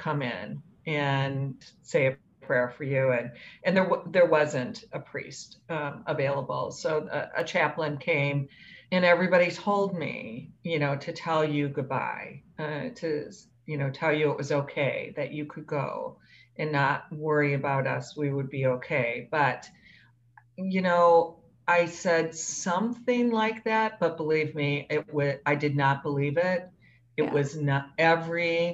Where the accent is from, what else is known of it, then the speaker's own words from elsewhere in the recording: Wisconsin, United States; now in Chicago, United States; I grew up in Wisconsin